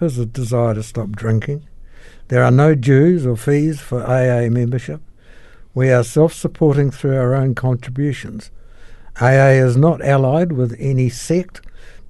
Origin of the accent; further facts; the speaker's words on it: Christchurch, Canterbury, New Zealand; also born or lived in Nelson, New Zealand; I moved to Christchurch with my family when my father, who was a meteorologist, transferred to Christchurch from Nelson